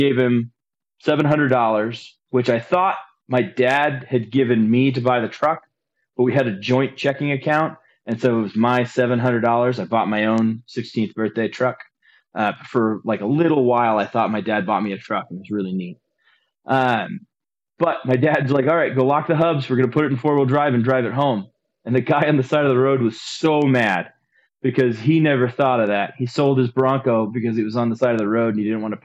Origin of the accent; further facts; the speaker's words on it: Anchorage, Alaska, United States; I grew up in Alaska, and so basically we lived in Anchorage